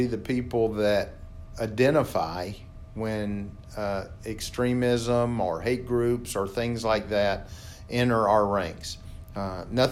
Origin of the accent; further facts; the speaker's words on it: South Carolina, United States; moved away as an adult; also born or lived in Spartanburg, South Carolina; now in Columbus, Georgia, United States; I'm born and raised in South Carolina